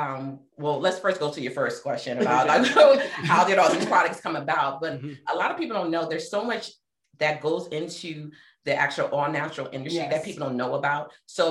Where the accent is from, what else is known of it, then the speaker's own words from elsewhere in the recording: New Jersey, United States; moved away as an adult; now in Stockbridge, United States; Hello, everyone. I'm originally from New Jersey, but I am now here in Stockbridge due to the business.